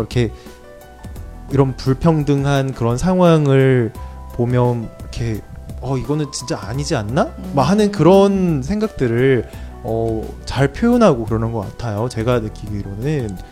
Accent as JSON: {"language": "Korean", "country": "South Korea", "said": "한국 사람 입장에서"}